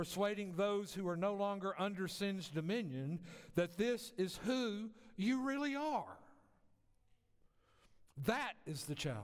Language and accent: English; the South, United States; I grew up in the South